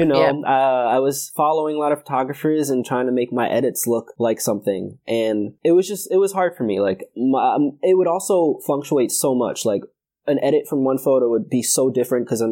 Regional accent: New York City, New York, United States; now in Connecticut, United States; I am from Brooklyn, New York. I live in Connecticut

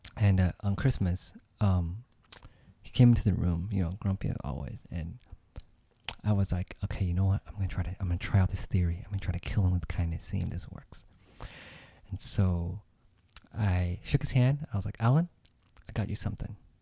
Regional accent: United States; I grew up here myself

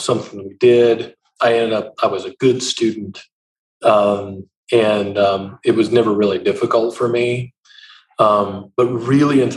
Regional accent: Eastern Montana, United States; moved away as an adult; also born or lived in South Georgia; now in Columbus, United States; You're on the plains of Eastern Montana.

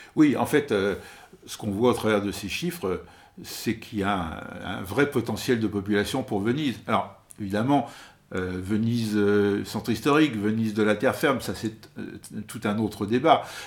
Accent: France; now in Venice, Italy; nous, justement, qui, qui venons de France

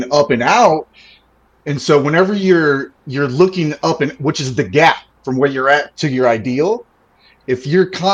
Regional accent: Mobile, Alabama, United States; moved away as an adult; now in Fayetteville, United States; So where I'm from, I grew up in Alabama in like a straight up mobile home park

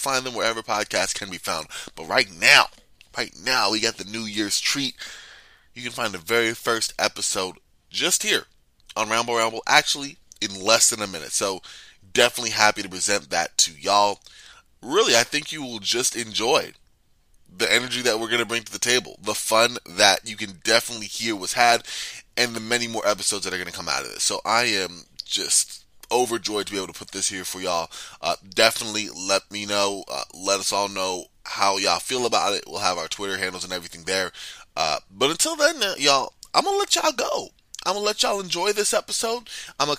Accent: New York, United States; now in Arizona, United States; I'm a native New Yorker

